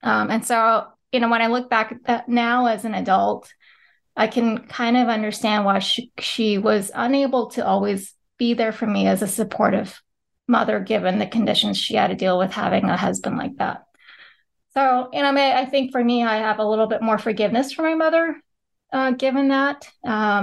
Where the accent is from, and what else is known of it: California, United States; born or raised there; moved away as an adult; also born or lived in Philippines; now in Pennsylvania, United States